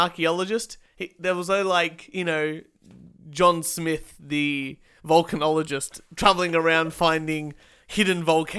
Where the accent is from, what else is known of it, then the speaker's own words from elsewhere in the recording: Australia; I've been Australian all my life.